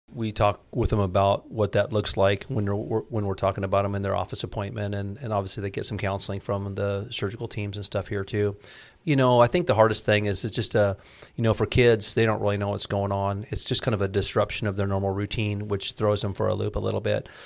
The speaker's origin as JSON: {"language": "English", "town": "Ames", "region": "Iowa", "country": "United States", "tie": "born or raised there", "lives_now": "Clive, United States", "said": "I was born in Ames, Iowa. And I'm a uh, born and raised Iowa kid."}